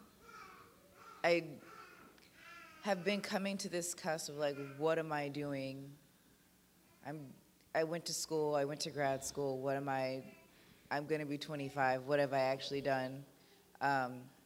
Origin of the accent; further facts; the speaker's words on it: the South, United States; I'm from the South